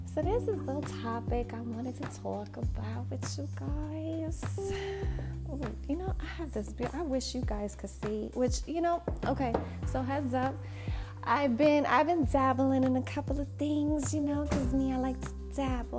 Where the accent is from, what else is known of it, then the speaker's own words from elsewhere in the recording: New York, United States; now in Texas, United States; I'm from New York